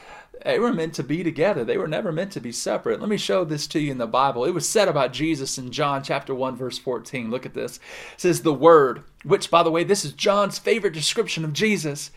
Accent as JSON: {"language": "English", "region": "the South", "country": "United States", "said": "I'm from the South."}